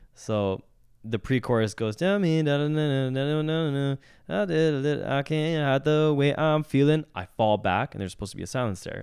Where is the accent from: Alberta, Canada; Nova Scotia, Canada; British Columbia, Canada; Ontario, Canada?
British Columbia, Canada; Vancouver; born and raised in Vancouver